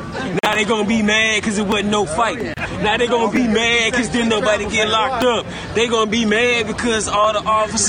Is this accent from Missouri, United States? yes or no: yes; St. Louis, Missouri, United States; I'm from St. Louis